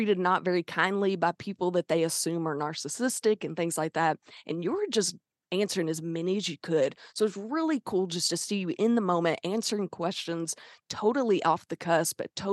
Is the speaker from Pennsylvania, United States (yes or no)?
no; Arkansas, United States; accent: Southern twang; That is where I'm from. We are from the South. That's where that twang comes from